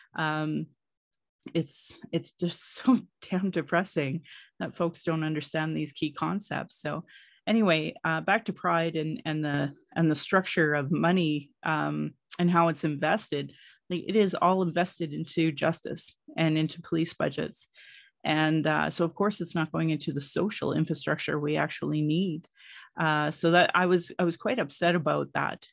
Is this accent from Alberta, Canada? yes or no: yes; Calgary, Alberta, Canada; I was born in Calgary